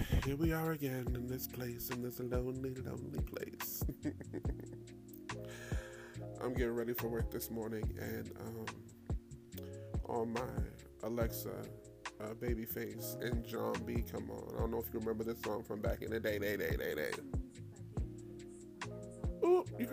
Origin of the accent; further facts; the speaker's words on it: New York, United States; I'm from New York.